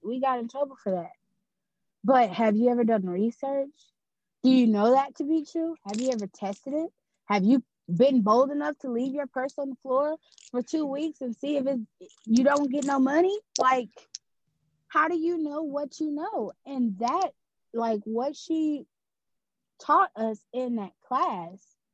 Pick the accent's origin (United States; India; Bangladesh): United States; Louisiana; I'm born and raised in Louisiana.